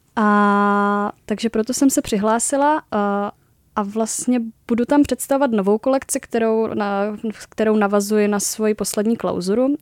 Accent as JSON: {"language": "Czech", "region": "Moravia", "country": "Czechia", "also_born_or_lived": "Uherské Hradiště", "moved": "as an adult", "lives_now": "Prague, Czech Republic", "said": "studovala jsem v Uherském hradišti, pocházím teda z Moravy"}